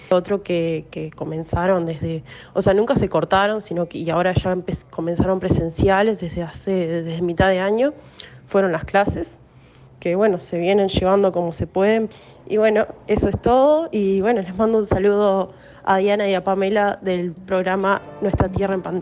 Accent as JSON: {"language": "Spanish", "country": "Uruguay", "said": "soy de Uruguay, eh, vivo en la periferia de Montevideo, muy cerquita, pero en una zona rural."}